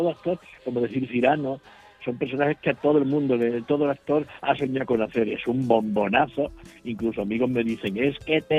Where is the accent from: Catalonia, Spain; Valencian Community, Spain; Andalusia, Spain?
Andalusia, Spain; Huelva; born there; now in Seville, Spain; me considero tanto choquero de nacimiento como sevillero de adopción